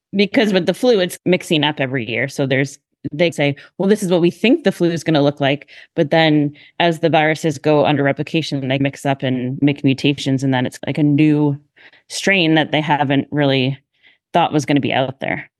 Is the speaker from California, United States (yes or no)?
no; Massachusetts, United States; moved away as an adult; also born or lived in Hershey, Pennsylvania; now in Philadelphia, United States; originally I'm from Massachusetts